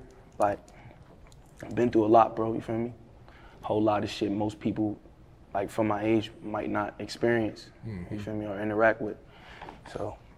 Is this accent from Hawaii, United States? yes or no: no; New York City, New York, United States; I love the X, man. That's where I'm originally from